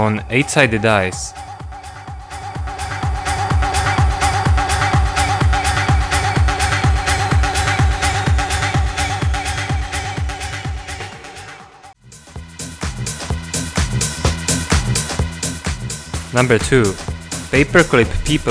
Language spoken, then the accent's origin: English; Plzeň, Plzeň Region, Czechia; my hometown Pilsen